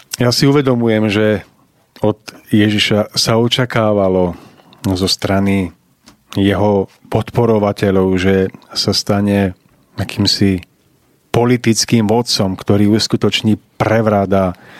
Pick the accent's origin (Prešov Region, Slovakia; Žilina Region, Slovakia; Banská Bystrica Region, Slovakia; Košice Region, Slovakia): Žilina Region, Slovakia; Orava; tam v tej časti Oravy, odkiaľ pochádzam ja